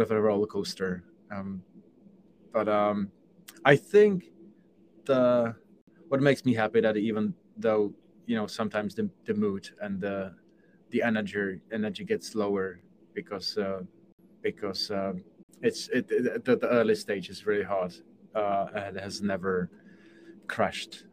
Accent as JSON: {"language": "English", "country": "Czechia", "moved": "yes", "said": "I come from Czech Republic"}